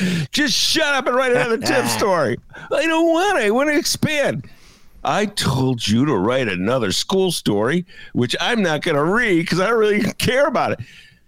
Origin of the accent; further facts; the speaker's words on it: Bridgeport, Illinois, United States; I'm from Bridgeport and not surprised that someone in their 30s from the burbs or out of state doesn't know who the Notorious Dailies were.